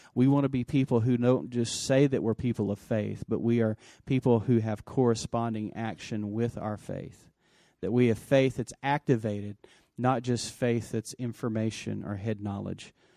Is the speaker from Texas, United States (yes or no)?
yes; West Texas, United States; I grew up in West Texas